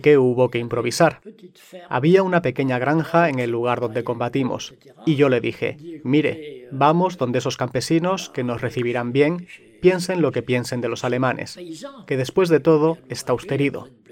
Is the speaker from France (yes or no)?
yes; Alsace, Grand Est, France; also born or lived in Sarrebourg, Moselle; de Alsacia